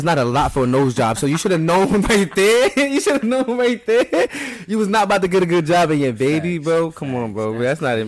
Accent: New Jersey, United States; now in Hazleton, United States; I'm from Jersey. I'm always rep Jersey

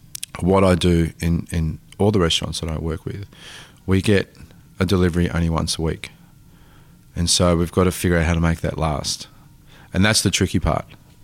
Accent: Tasmania, Australia; I come from a family of farmers in Italy, like, and, you know, growing up in Tasmania, like, our backyard was like being in Naples.

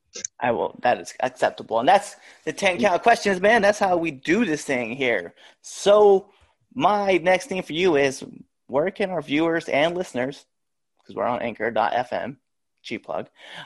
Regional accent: Scottsbluff, Nebraska, United States; But 2021, because I'm actually originally from Scottsbluff, Nebraska.

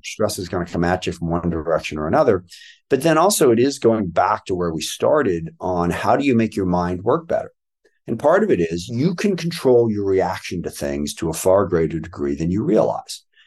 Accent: Washington, United States; I was born in Washington, D C, but was raised out here by my adoptive parents

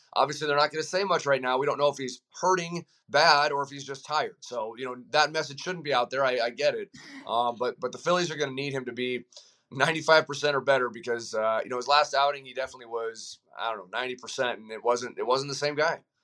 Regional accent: Colorado, United States; I, I'm from Colorado

